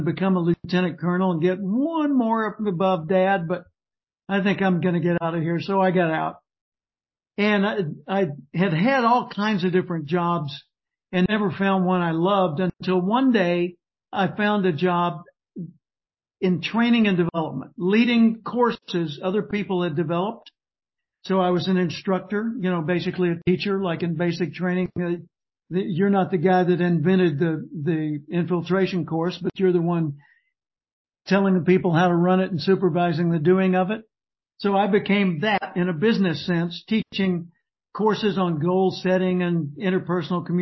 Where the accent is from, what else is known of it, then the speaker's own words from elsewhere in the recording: Little Rock, Arkansas, United States; also born or lived in Tulsa, Oklahoma; now in Austin, United States; I grew up in Little Rock, Arkansas